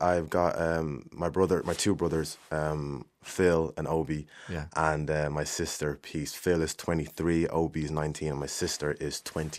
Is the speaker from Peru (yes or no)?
no; Swords, Leinster, Ireland; I'm 24. I'm from Swords.